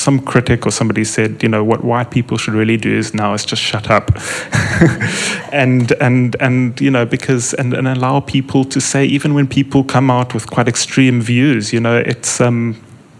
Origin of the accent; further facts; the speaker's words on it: South Africa; as an English-speaking South African